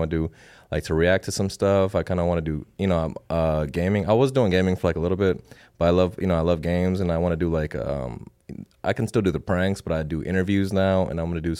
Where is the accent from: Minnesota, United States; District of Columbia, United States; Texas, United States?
Minnesota, United States; Saint Paul; now in Las Vegas, United States; No, I was born and raised in the Twin Cities, St. Paul, Minneapolis. So I came out here about 10 years ago.